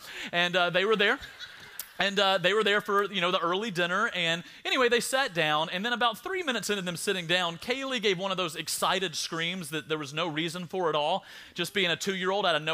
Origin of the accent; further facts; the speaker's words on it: South Alabama, United States; I'm from South Alabama